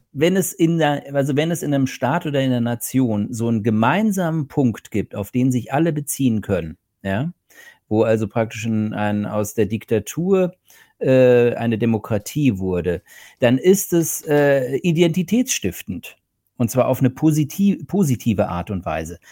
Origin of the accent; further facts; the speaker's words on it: Germany; also born or lived in Berlin; now in Portugal; als Deutscher